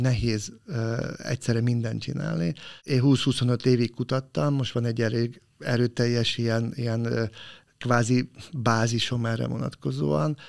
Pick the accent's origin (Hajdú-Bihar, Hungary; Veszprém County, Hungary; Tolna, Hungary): Tolna, Hungary; Bonyhád; moved away as an adult; Ponyhádon, ahol fölnőttem, én nekem fogalmam se volt, hogy ilyen jellegű szakmát valaki képvisel, pedig tizennyolc éves koromig ott laktam